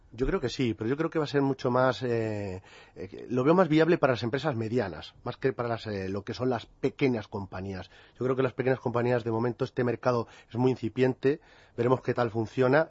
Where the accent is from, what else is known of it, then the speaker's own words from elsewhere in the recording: Toledo, Castilla-La Mancha, Spain; a mi paisano, dado que yo también soy de Toledo